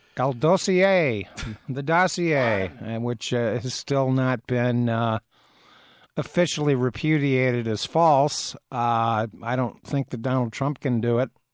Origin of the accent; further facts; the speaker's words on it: Athens, Ohio, United States; now in Ann Arbor, United States; my hometown, Athens, Ohio